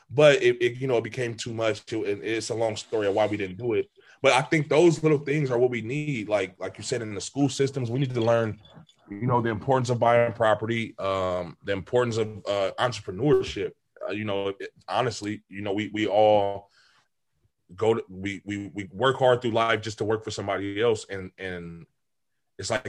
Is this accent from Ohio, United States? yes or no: no; California, United States; we would tell teams like, "Oh yeah, we're from California."